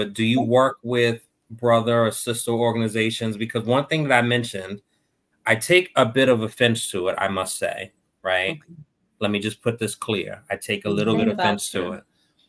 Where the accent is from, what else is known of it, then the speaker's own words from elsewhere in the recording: Boston, Massachusetts, United States; I'm from Roxbury, the home of the gods.